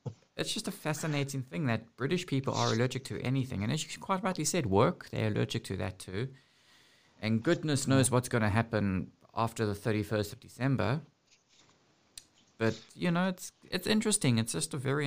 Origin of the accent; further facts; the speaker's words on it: South Africa; moved away; also born or lived in United Kingdom; growing up in South Africa